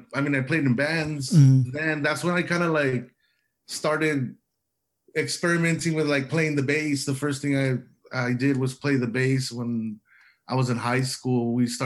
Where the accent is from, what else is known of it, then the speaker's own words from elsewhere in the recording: Calexico, California, United States; Oh man, well, what can I tell you? Just the Calexico life, you know, back, what was it, like 15 years ago, you know